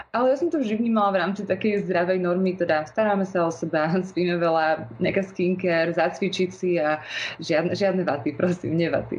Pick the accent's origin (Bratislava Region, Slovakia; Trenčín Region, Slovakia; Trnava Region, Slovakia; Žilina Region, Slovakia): Bratislava Region, Slovakia; Bratislava; pochádzam z Bratislavy